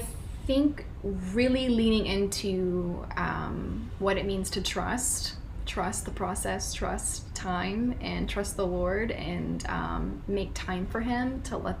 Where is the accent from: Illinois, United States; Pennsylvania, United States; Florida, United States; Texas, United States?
Texas, United States; moved away; also born or lived in Louisiana; I grew up in Texas, but I lived in Louisiana for a little while